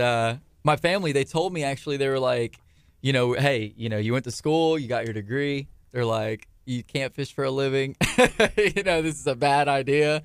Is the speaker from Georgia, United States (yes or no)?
no; Angleton, Texas, United States; also born or lived in Galveston, Texas; at the time we were from Angleton